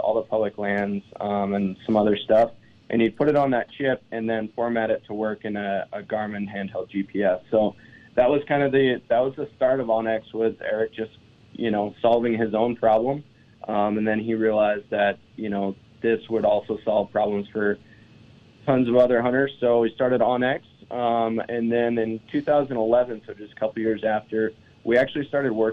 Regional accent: eastern Montana, United States; Born and raised in Montana, on the other side of the state in eastern Montana, and I grew up hunting.

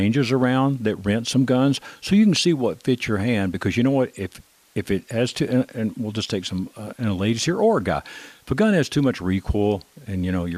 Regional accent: Texas, United States; now in Colorado, United States; I grew up in Texas.

